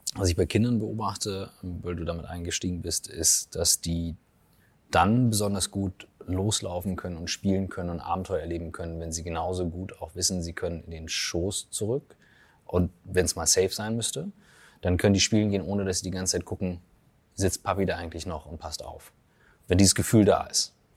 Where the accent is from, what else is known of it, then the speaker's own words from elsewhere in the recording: Germany; ich als Deutscher aufwachse